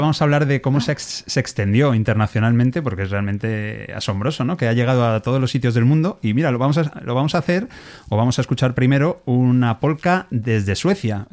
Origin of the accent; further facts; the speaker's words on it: Alcalá de Henares, Community of Madrid, Spain; also born or lived in Navarre; yo nací en Alcalá de Henares